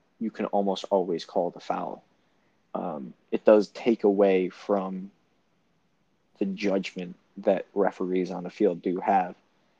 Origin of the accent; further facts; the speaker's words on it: United States; as an American fan, who watches the NFL, who watches other sports